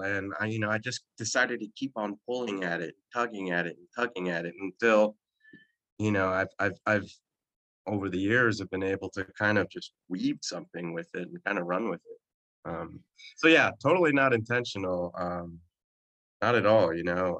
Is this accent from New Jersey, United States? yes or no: yes; New Jersey, United States; i am from Jersey and I'm, I'm a Jersey boy, born and raised